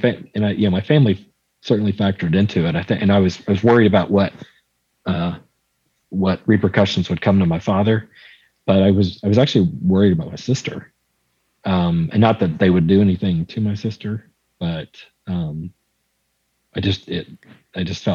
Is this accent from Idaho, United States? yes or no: no; Waco, Texas, United States; I was from Waco